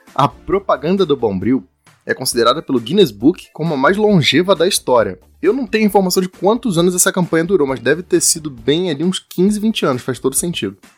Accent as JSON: {"language": "Portuguese", "region": "Rio de Janeiro", "country": "Brazil", "said": "eu, você e o Kai, a gente é do Rio de Janeiro."}